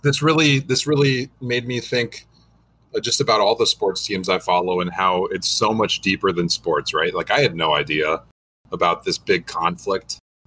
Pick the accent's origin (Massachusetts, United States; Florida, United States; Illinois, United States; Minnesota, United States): Minnesota, United States; We're from Minnesota